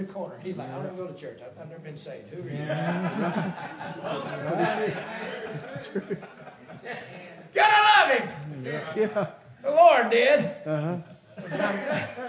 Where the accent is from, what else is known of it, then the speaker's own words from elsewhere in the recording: Tunnel Hill, United States; I'm from Tunnel Hill